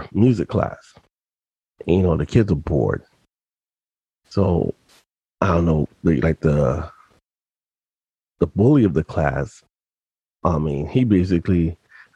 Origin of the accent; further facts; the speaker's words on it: New York, United States; also born or lived in Yonkers; I was in private school when I lived in the Bronx from pre-K to seventh grade, because during the seventh grade mid-year, we moved from the Bronx to Yonkers